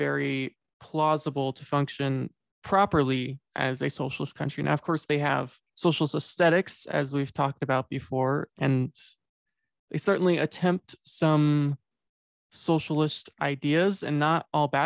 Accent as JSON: {"language": "English", "country": "United States", "said": "as American"}